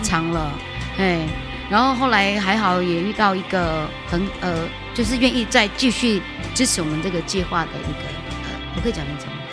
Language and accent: Chinese; Taiwan; 让我们可以在我们的家乡，我们自己人照顾自己人